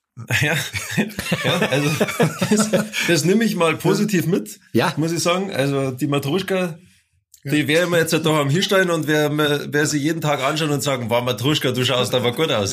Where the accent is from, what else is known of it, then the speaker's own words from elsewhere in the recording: Bavaria, Germany; Der Bernd und ich, wir kommen ja aus Bayern